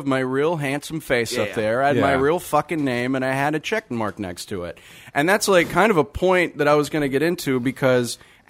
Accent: New Orleans, Louisiana, United States; I'm from New Orleans

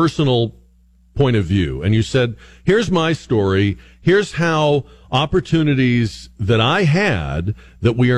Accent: Northeast, United States; I grew up in the Northeast, so I grew up around very liberal, feminist, outspoken women.

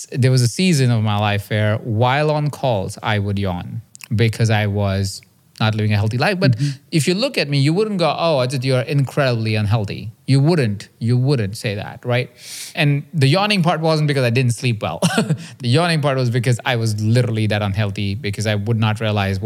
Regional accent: India; I grew up in India in a small town

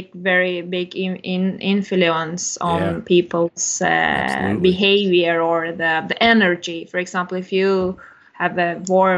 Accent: Istanbul, Turkey; English is a second language; moved away as an adult; also born or lived in Ankara, Turkey / Ireland; now in Sweden; I was born in Istanbul, and when I graduated from high school, I moved to Ankara, the capital, and I studied there for 5 years.

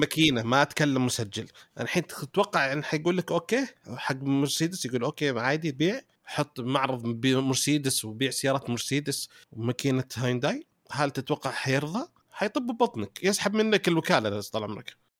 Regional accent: Saudi Arabia; عندنا في السعوديه

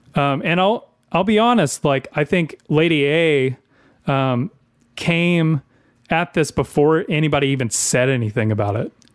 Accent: the South, United States; I grew up in the South my entire life

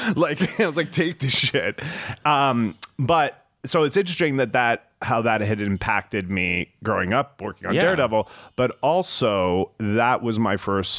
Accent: Alberta, Canada; now in United States; I grew up in Alberta, Canada.

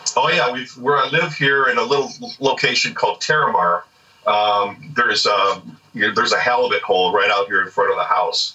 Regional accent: Orange County, California, United States; now in Carlsbad, United States; since I was a kid, growing up in Orange County

